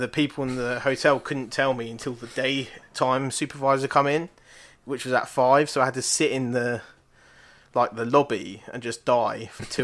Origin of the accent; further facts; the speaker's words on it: Ireland; And because I'm Irish, I have a lot of people in my family called O'Brien.